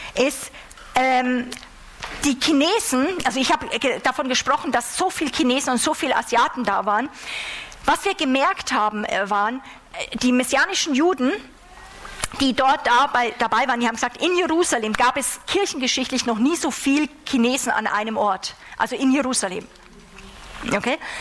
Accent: Germany; wir als Deutsche

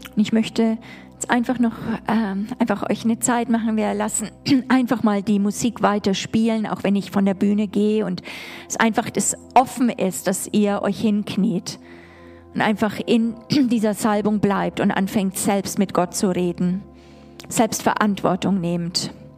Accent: Germany; als Deutsche

